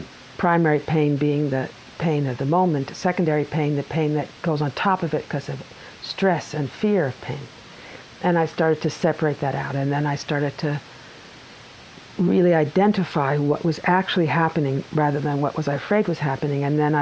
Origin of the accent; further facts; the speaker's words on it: Brooklyn, New York, United States; also born or lived in Long Island; My family is originally from Brooklyn.